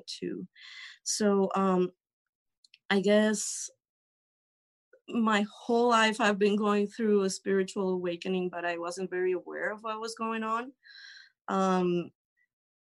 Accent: Colombia; I'm from Colombia.

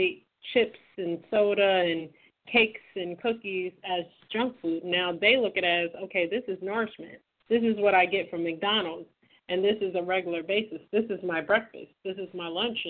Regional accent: Trinidad & Tobago; moved away; my home country of Trinidad.

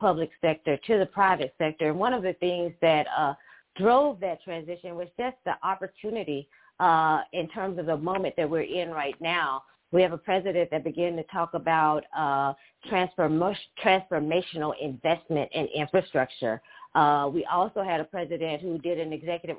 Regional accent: Hillsboro, Alabama, United States; I'm from Hillsboro, Alabama, and I'm sure most people don't know anything about Hillsboro, Alabama. It's actually a small town of only about 600 people in population

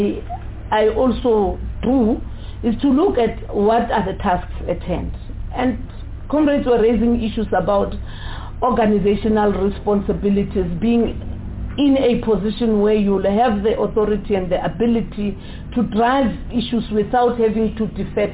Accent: South Africa; as South African citizens

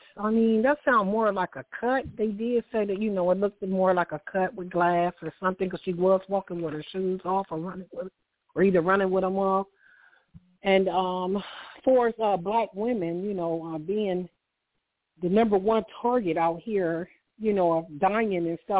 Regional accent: Chicago, Illinois, United States; I'm from Chicago

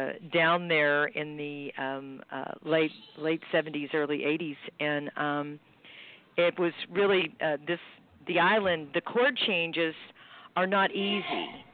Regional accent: Houston, Texas, United States; he's from my hometown of Houston, and he's, you know, a great, great tenor player

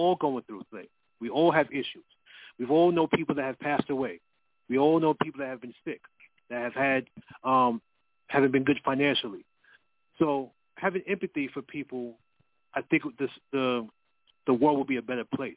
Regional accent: New York City, New York, United States; I'm from Queens, New York

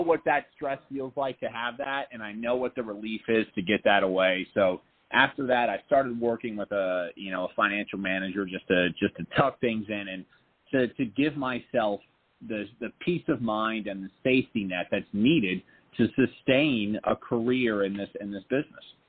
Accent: Point Pleasant, New Jersey, United States; moved away; also born or lived in New York; we're both from the Jersey Shore. I grew up in a small town

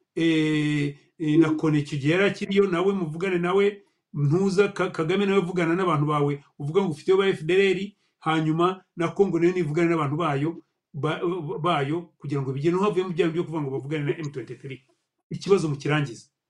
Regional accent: Rwanda; u rwanda rwacu ni rutoya

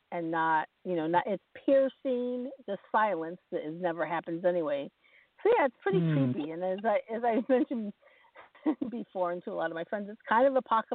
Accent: Champaign, Illinois, United States; also born or lived in Ohio / Kentucky / Kenosha, Wisconsin; Well, I grew up around in and around the Midwest. I was born in Champaign, Illinois, and, you know, my family moved around a lot, many places in Illinois. We were in Ohio for a minute, in Kentucky for a minute, and we landed in Wisconsin.

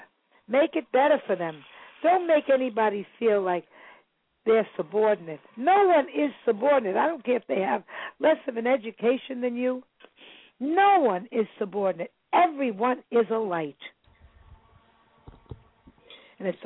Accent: New York City, New York, United States; moved away; also born or lived in Salem, Massachusetts; I was born in Kings County. I lived in Brooklyn. I was born there

